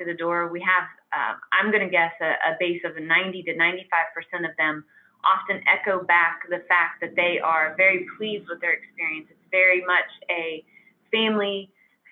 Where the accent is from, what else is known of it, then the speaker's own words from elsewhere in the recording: Weston, West Virginia, United States; I'm from Weston. This is our hometown.